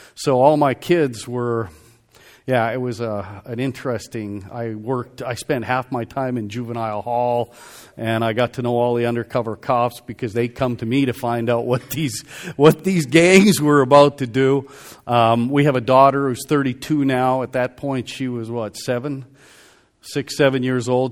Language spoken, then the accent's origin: English; Calgary, Alberta, Canada; moved away; also born or lived in Vancouver, British Columbia; I'm originally from, uh, I was born in Calgary, Alberta